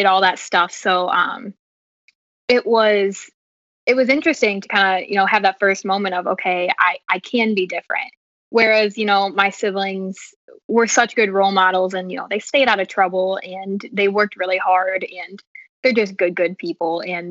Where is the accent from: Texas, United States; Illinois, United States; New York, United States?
Illinois, United States; near Oglesby; moved away as an adult; Oglesby is like 20 minutes from my hometown, and that's actually where my mom was born and raised